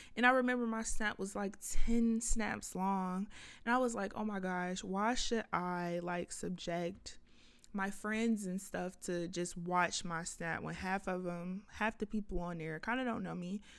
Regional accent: Lithonia, Georgia, United States; also born or lived in Atlanta, Georgia; I was raised in Lithonia, Georgia

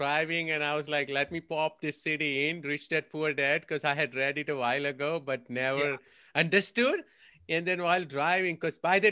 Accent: India; moved away as an adult; now in United States; I'm from India, migrated here about 20 years ago

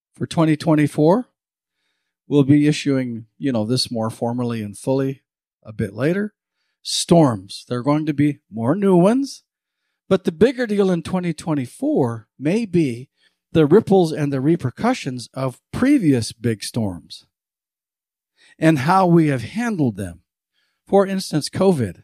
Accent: Montana, United States; now in Fernley, Nevada, United States; I grew up in Montana

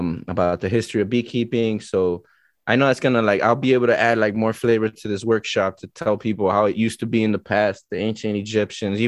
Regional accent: Miami, Florida, United States; I was born and raised in Miami

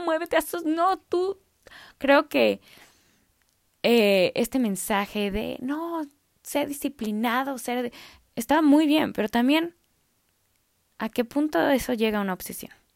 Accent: Mexico; yo soy mexicana

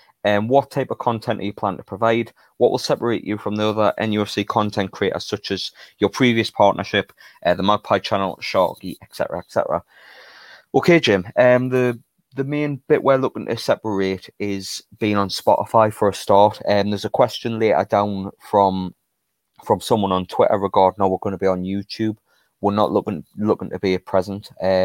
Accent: Newcastle, North East England, United Kingdom; It makes you just as much as a Geordie as we are.

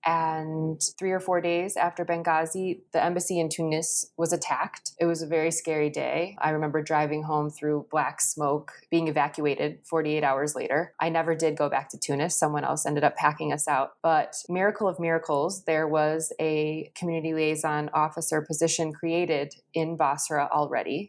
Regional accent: Schaumburg, Illinois, United States; moved away as an adult; also born or lived in Azerbaijan; I grew up in Schaumburg, Illinois, and had a really typical suburban upbringing

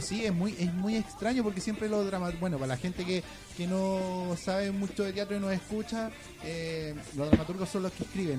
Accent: Antofagasta, Chile; yo soy de Antofagasta

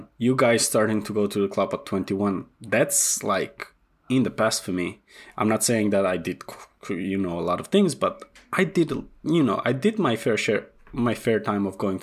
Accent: North Macedonia; moved away as an adult; also born or lived in England; I was born in Macedonia.

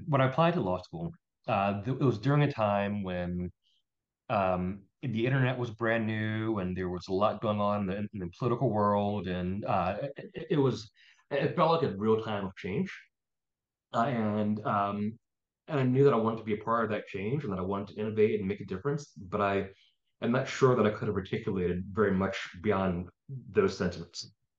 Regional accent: Philadelphia, Pennsylvania, United States; also born or lived in New Orleans, Louisiana; I was born in New Orleans, Louisiana. Oh, okay. So culturally, a lot of my culinary tastes and personality probably was formed based in New Orleans. But I mostly grew up in Philadelphia.

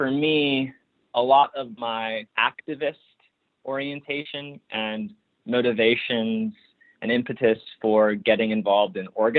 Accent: Maunawili, Hawaii, United States; moved away as an adult; now in Toronto, Canada; I'm from Mauna Wili on the east side of Oahu Island in the archipelago of Hawaii. And my family is from the Moku Ko'olaupoko on the east side of that island in the Ahupua'a of Kailua

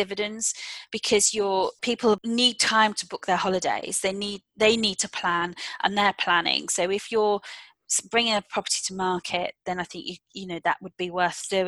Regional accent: United Kingdom; as British citizens

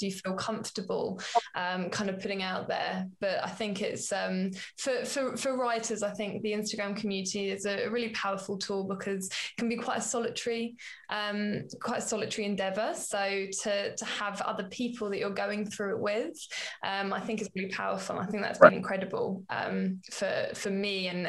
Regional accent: United Kingdom; as British

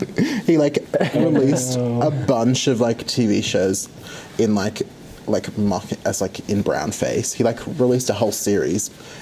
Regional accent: Australia; I am from Australia. So I'm like sitting in a classroom in Brisbane, Australia at the moment.

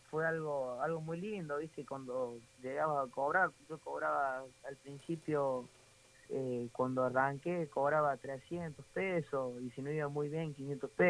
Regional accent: Córdoba, Argentina; now in Saldán, Argentina; yo vivo en Saldan, me crié de chiquito en Nueva Italia, ahí en el canche de Racing.

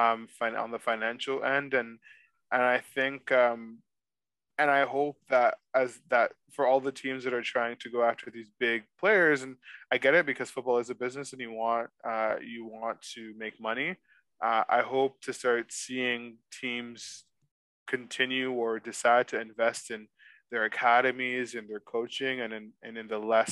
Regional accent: Canada; as a Canadian

